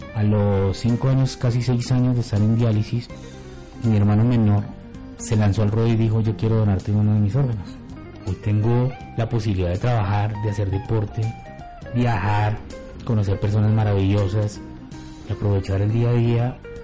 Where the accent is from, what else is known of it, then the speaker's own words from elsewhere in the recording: Bogotá, Colombia; Yo soy de Bogotá